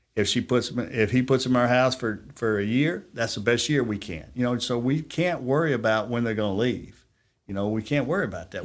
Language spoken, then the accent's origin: English; Huntsville, Alabama, United States; also born or lived in California; I grew up in Huntsville, went to Grissom High School